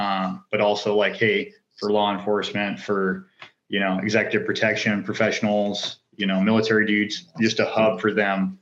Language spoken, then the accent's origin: English; North Idaho, United States; born or raised there